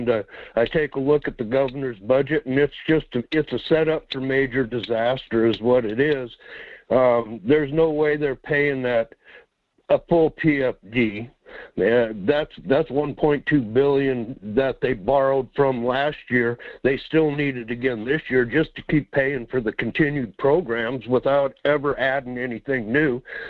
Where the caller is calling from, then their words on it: Quinhagak, Alaska, United States; Yes, good morning. It's … out here in Quinhawk.